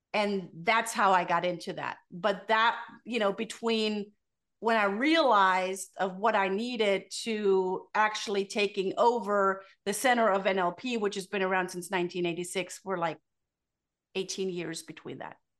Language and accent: English; Germany; moved away; born and raised in Germany